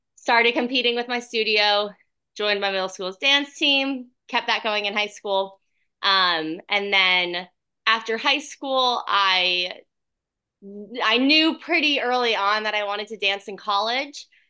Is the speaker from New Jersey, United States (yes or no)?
yes; Point Pleasant Beach, New Jersey, United States; also born or lived in Orlando, Florida; now in Atlanta, United States; I'm originally from a really small town, um, in New Jersey called Point Pleasant Beach. Uh, so it's on the shore, and I grew up also in Orlando, Florida